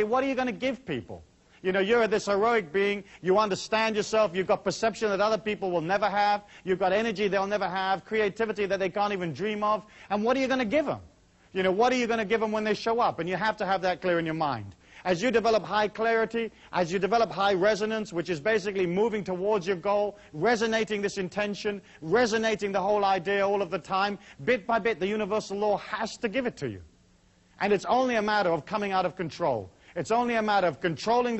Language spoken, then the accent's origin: English; Taos, New Mexico, United States; my hometown of Taos